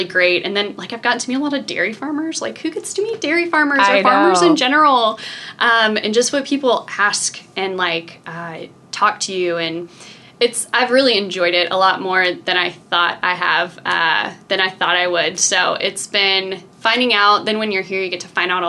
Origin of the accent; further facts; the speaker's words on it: Memphis, Tennessee, United States; also born or lived in Irvine, California / Chicago; now in Iowa City, United States; I grew up in Memphis, and I kind of thought Memphis was a small town.